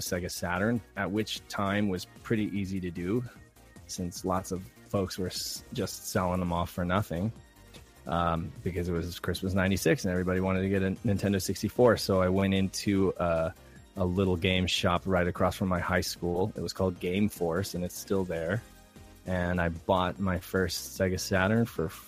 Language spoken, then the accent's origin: English; Reno, Nevada, United States; now in San Diego, United States; I'm from San Diego, California. I grew up in Reno, Nevada.